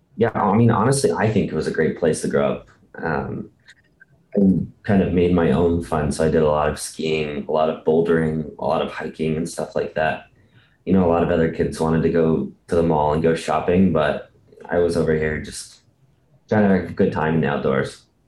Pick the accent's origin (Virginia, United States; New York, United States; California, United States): California, United States; Bishop; I actually grew up in a, a small little town in California called Bishop